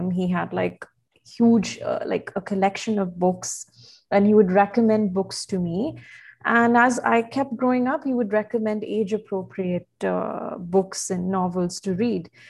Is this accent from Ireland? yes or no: no; Bahrain; also born or lived in India; So, growing up in Bahrain, uh, especially because I moved uh, from India, much like yourself